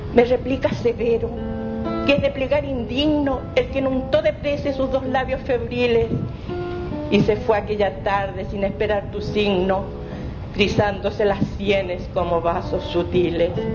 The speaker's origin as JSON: {"language": "Spanish", "country": "Mexico", "moved": "yes", "said": "Yo soy mexicana."}